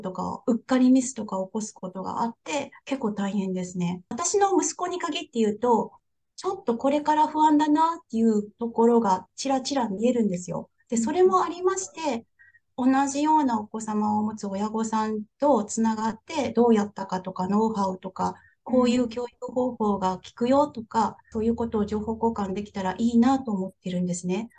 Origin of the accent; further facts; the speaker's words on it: Japan; moved away as an adult; now in Houston, United States; 新参日本人